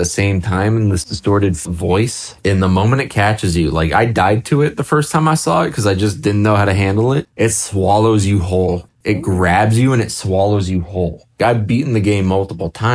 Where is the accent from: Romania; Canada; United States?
Romania; I am from Romania